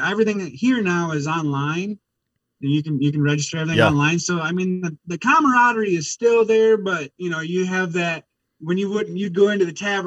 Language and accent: English; Wisconsin, United States; I born and raised in Wisconsin